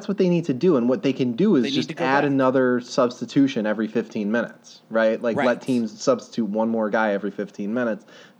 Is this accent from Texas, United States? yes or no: yes; Texas, United States; Oh, I'm from Texas. I know everything about Mexican food.